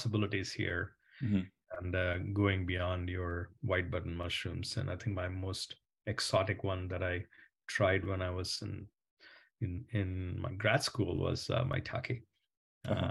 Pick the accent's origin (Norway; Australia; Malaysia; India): India; moved away as an adult; I grew up in India and came here to do my master's when I was 22.